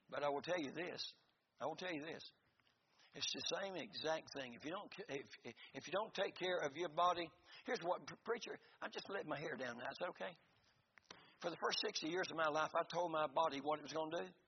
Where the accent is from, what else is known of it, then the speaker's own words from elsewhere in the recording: Florida, United States; we're from Florida.